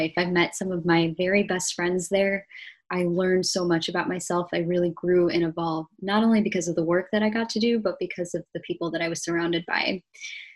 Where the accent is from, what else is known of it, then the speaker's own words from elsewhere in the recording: Ohio, United States; moved away as an adult; also born or lived in New York; I grew up in the Midwest. I spent most of my life in the suburbs of Ohio, which was a very idyllic, very nature-filled way to grow up.